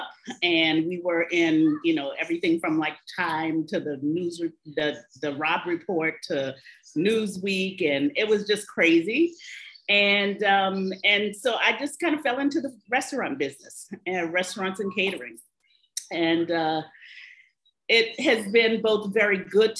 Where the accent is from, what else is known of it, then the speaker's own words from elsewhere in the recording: New Orleans, Louisiana, United States; also born or lived in Paris; I am originally from New Orleans